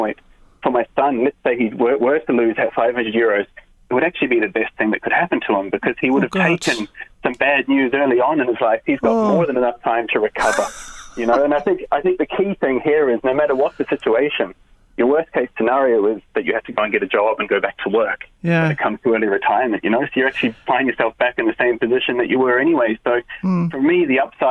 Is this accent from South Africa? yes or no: no; New Zealand; now in Ireland; I'm from New Zealand originally